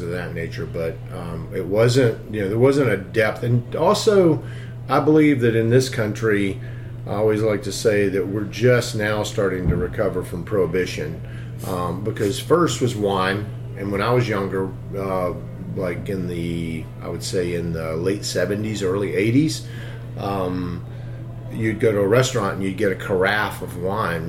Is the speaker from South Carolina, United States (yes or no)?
yes; Greenville, South Carolina, United States; I grew up in Greenville, South Carolina, up in the upstate.